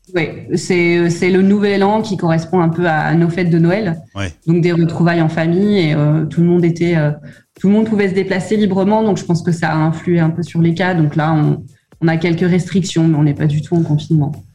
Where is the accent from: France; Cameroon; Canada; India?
France; moved away as an adult; en tant que bon Français